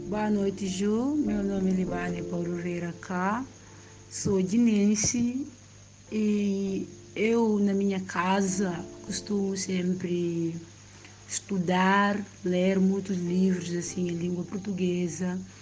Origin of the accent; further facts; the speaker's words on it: Guinea-Bissau; morar aqui na Guiné-Bissau foi muito bom, né? Foi muito bom crescer aqui nesse ambiente